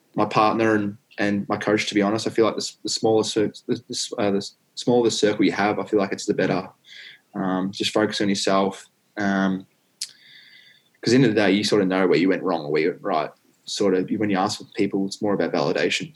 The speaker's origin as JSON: {"language": "English", "town": "Warrandyte", "region": "Victoria", "country": "Australia", "tie": "born or raised there", "said": "I grew up in Warrandyte"}